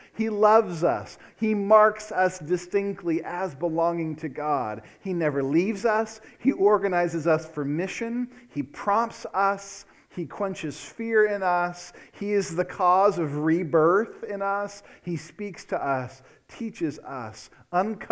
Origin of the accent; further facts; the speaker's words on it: United States; I grew up in the Portland, Vancouver area